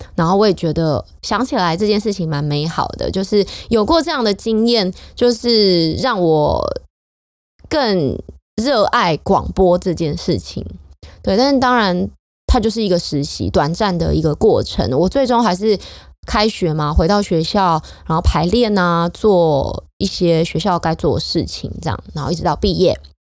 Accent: Hsinchu, Taiwan; 我的家乡就在新竹

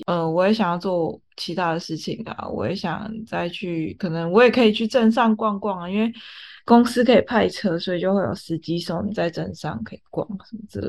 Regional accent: Taiwan; now in China; 但是像我们是台湾过来的。呃，员工的话就会比较不一样，就是因为我们礼拜六是算台湾的加班费

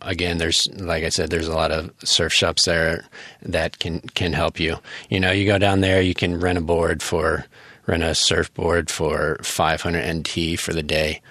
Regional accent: United States; moved away as an adult; now in Taiwan; as an American, um, living in Taiwan

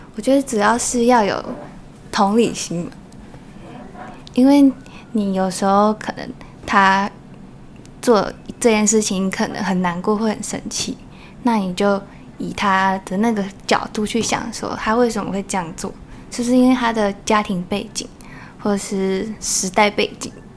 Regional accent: Taoyuan, Taiwan; also born or lived in Shengang, Changhua; 在小一的时候回来，所以基本上也是一桃园为主

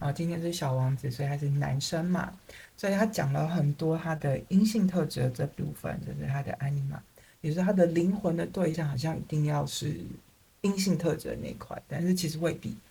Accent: Taiwan; 我们台湾人

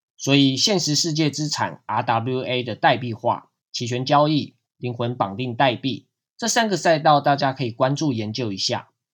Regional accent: Taiwan; 对于我们台湾人来说，就是银行跨国电汇的管道暂时关闭

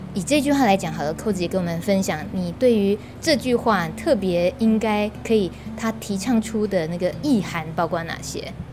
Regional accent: Taiwan; 以我们台湾人

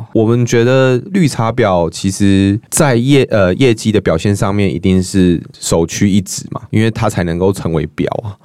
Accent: central Taiwan, Taiwan; 尤其是我是中部人啦

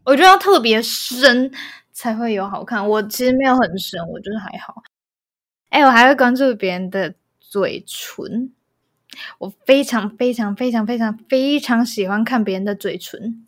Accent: Taiwan; 我是台湾人

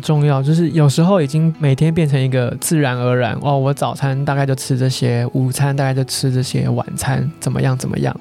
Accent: Taiwan; 我们台湾人应该没什么人在用壁炉

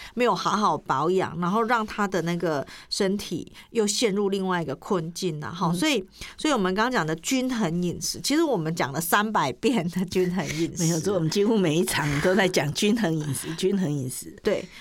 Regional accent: Taiwan

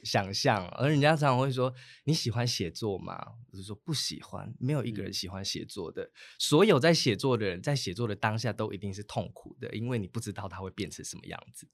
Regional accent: Taitung County, Taiwan; also born or lived in Chishang; 我七岁之前，我在出入部落也住过一段时间，在建和嗯。部落也住过一段时是。间。

